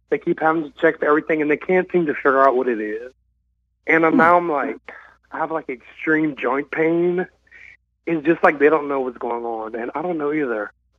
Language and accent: English; Louisiana, United States; moved away as an adult; now in Dallas, United States; I'm from Louisiana, but I moved to Dallas earlier this year, so I'm calling from Big Dallas, Texas.